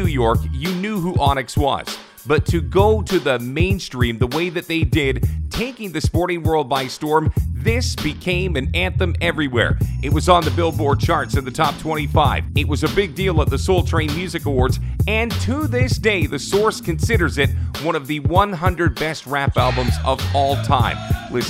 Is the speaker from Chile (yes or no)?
no; Toronto, Ontario, Canada; As a kid growing up in Toronto